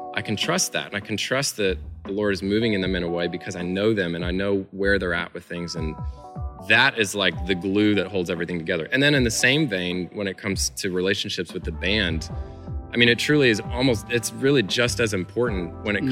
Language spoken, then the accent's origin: English; Illinois, United States; I'm originally from Illinois. I grew up there